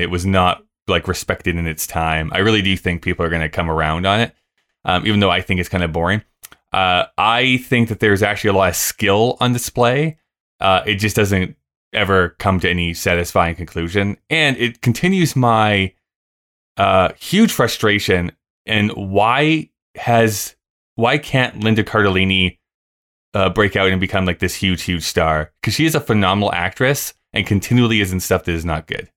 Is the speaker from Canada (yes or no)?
yes; Canada; as a Canadian